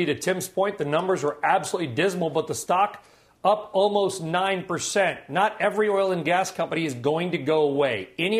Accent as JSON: {"language": "English", "region": "California", "country": "United States", "said": "the governor of California, the Golden State, my home state"}